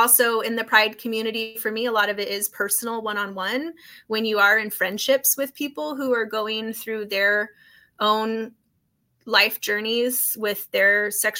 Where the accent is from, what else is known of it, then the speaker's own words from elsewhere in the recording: North Idaho, United States; moved away as an adult; also born or lived in Los Angeles, United States; now in Boise, United States; as a kid growing up in Idaho